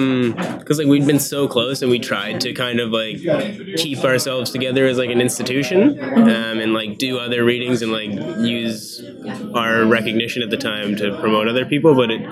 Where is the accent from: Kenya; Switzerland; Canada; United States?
Canada; Mortlach, Saskatchewan; Yeah, I'm from Mortlach, Saskatchewan.